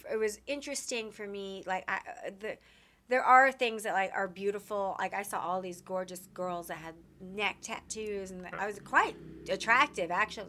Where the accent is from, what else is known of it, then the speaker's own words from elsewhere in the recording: Texas, United States; We're from Texas and she moved out here and just kind of really embraced the wildness of California.